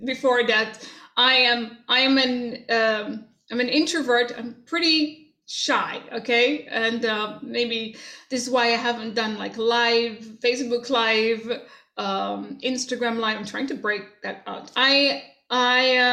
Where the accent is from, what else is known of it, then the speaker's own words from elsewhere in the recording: Jamaica; moved away; growing up in Jamaica